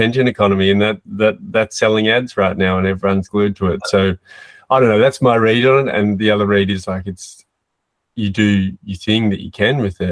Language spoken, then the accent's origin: English; Australia; as an Australian